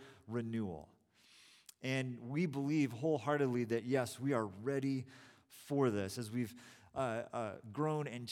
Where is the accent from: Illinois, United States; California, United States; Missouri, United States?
California, United States; also born or lived in Boston / Bay Area; I was from California